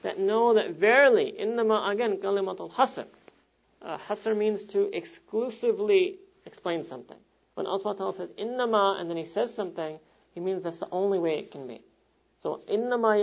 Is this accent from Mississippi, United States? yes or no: no; New York, United States; New York, my hometown